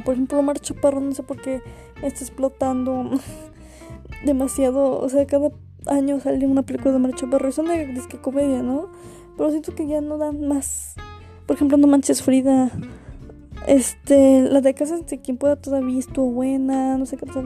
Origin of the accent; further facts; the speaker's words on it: Mexico; yo soy mexicana